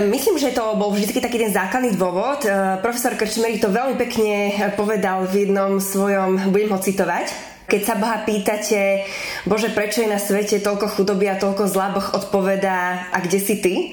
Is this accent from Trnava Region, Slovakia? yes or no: no; Zvolen, Banská Bystrica Region, Slovakia; also born or lived in Burundi / South Sudan / Kenya / Bratislava; ja som sa narodila v Európe, zrovna na Slovensku